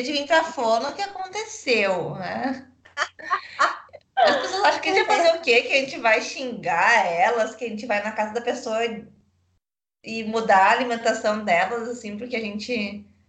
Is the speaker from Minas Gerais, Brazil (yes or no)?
no; São Leopoldo, Rio Grande do Sul, Brazil; accent: gaúcho; eu tô me controlando para ser menos, menos gaúcha